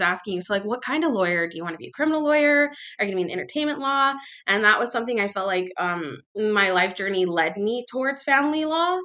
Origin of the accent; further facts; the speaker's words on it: Palmdale, California, United States; also born or lived in Los Angeles area; now in Los Angeles, United States; I'm from California. I was born and raised here. Uh, I'm actually from like a small town a little bit outside of Los Angeles called Palmdale.